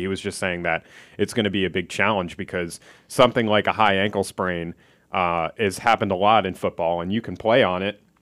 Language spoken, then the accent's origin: English; Philadelphia, Pennsylvania, United States; moved away; I'm from Philadelphia